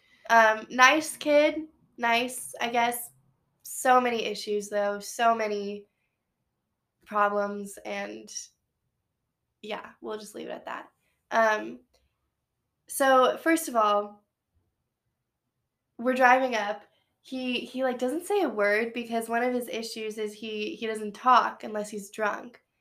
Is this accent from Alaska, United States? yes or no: no; San Diego, California, United States; I'm from San Diego